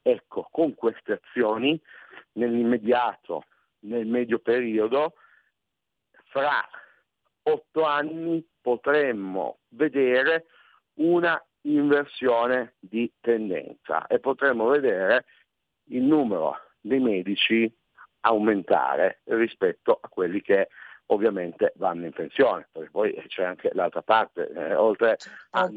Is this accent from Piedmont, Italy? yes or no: yes; Piedmont, Italy; io sono piemontese